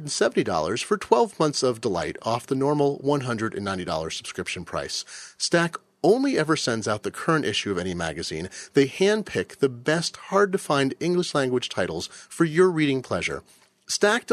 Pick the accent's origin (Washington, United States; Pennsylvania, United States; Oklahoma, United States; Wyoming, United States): Washington, United States; Seattle; my hometown of Seattle